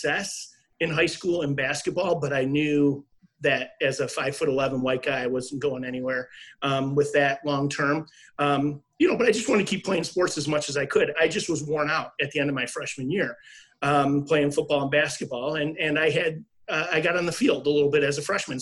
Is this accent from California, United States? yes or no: no; Niagara Falls, New York, United States; moved away as an adult; also born or lived in River Forest, Illinois; I grew up in Niagara Falls, New York